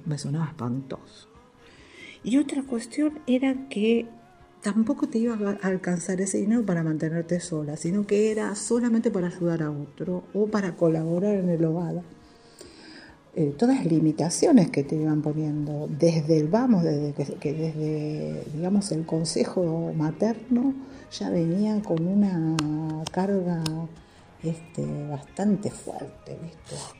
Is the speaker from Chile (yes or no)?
no; Argentina; Soy madre, argentina, esposa